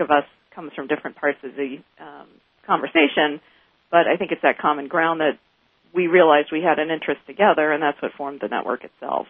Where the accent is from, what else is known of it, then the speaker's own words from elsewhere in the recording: Northeast, United States; now in Atlanta, United States; I'm originally from the Northeast